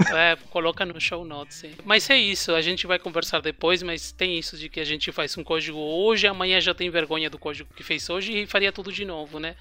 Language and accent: Portuguese; Uruguay; Portuguese is a second language; also born or lived in São Paulo, Brazil; now in Berlin, Germany; vocês vão perceber um sotaque um pouco diferente, porque eu sou do Uruguai, na verdade, eu sou uruguaio